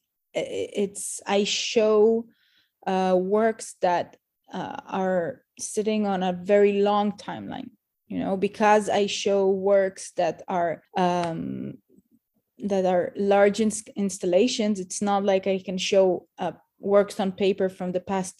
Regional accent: Jerusalem, Jerusalem District, Israel; now in Tel Aviv, Israel; I was born in Jerusalem to a mixed family of both German and very Israeli family.

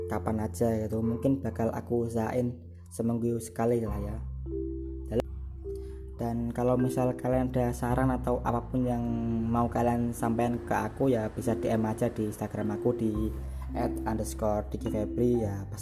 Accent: Semarang, Central Java, Indonesia; terus aku orang Semarang

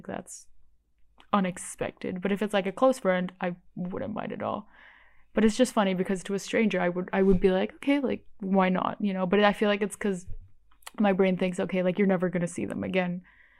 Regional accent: Bali, Indonesia; I grew up in Bali, which is the only Hindu island in all of Indonesia

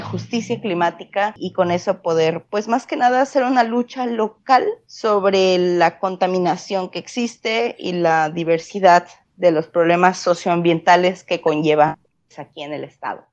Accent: Colima, Mexico; soy de una ciudad que se llama Colima y es chiquito, chiquito, es el segundo estado más chiquito de todo el país, de México

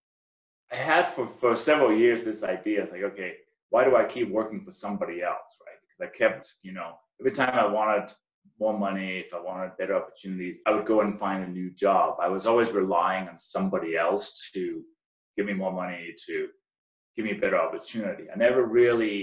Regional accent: Denmark; moved away as an adult; also born or lived in Maryland, United States; now in United States; I came from Denmark

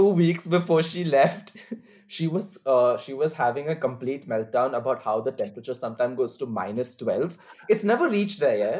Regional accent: Hobart, Tasmania, Australia; now in Queensland, Australia; I'm from Hobart.

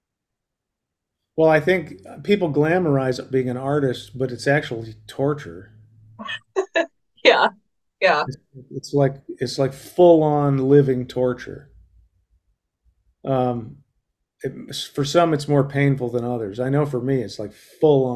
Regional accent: Colorado, United States; I was raised in Colorado

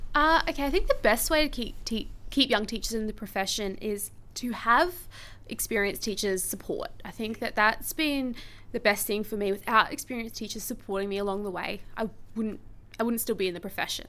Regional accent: Brisbane, Queensland, Australia; also born or lived in Hervey Bay; I am from Brisbane, but I've taught in Brisbane and in Harvey Bay

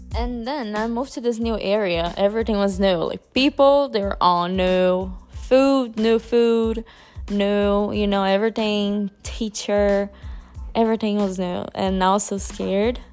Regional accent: São Paulo, Brazil; I was born in Brazil

